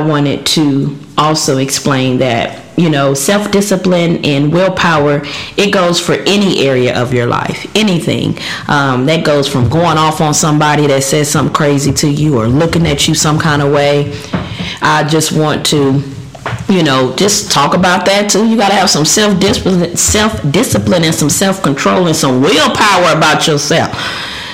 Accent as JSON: {"language": "English", "region": "Louisiana", "country": "United States", "said": "I'm from Louisiana. I like food. That's all we do down there"}